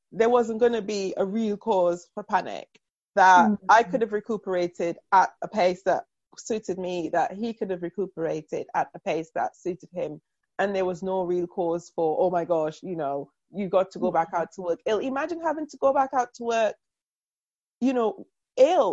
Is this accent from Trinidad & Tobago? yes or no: yes; Trinidad & Tobago; moved away as an adult; now in United Kingdom; I grew up in Trinidad